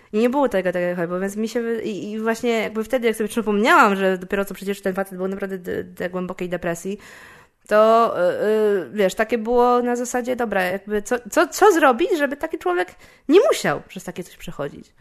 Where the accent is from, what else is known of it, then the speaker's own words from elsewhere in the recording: Poland; jestem komikiem też z Polski